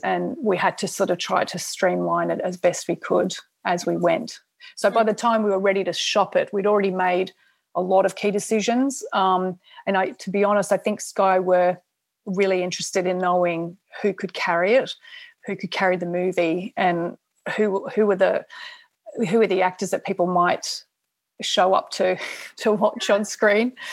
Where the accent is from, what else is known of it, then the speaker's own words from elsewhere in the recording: Australia; I'm Australian